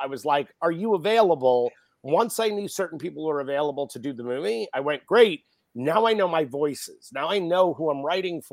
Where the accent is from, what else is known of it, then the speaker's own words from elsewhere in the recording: New York City, New York, United States; I grew up in Manhattan in New York